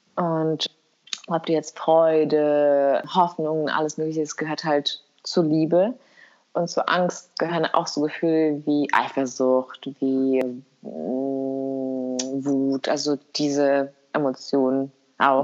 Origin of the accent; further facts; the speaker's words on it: Kosovo; moved away; bei uns in Kosovo